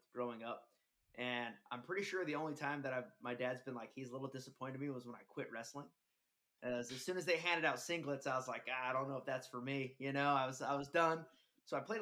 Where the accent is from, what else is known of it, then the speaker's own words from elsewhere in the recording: Salt Lake City, Utah, United States; I grew up out here in Salt Lake City, Utah, played at Taylorsville High School